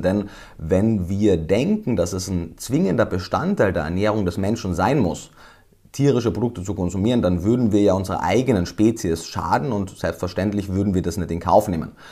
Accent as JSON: {"language": "German", "country": "Austria", "moved": "yes", "said": "Ich komme ja, wie man wahrscheinlich jetzt schon gehört hat, ursprünglich aus Österreich."}